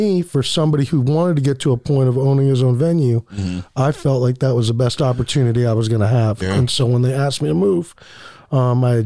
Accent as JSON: {"language": "English", "town": "Erie", "region": "Pennsylvania", "country": "United States", "also_born_or_lived": "Atlanta, Georgia", "moved": "as an adult", "said": "I'm originally from Erie, Pennsylvania"}